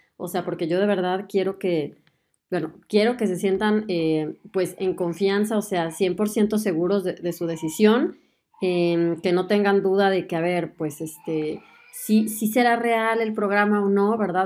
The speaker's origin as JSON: {"language": "Spanish", "country": "Mexico", "moved": "as an adult", "lives_now": "Germany"}